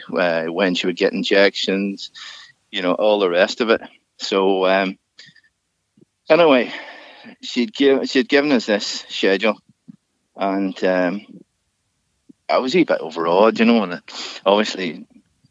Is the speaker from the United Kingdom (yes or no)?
yes; Larne, Northern Ireland, United Kingdom; also born or lived in Ballygally; originally Larne